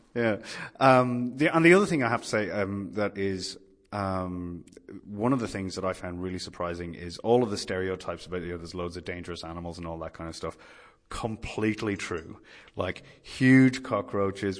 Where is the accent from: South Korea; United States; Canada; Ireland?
Ireland; now in Sydney, Australia; my home country, Ireland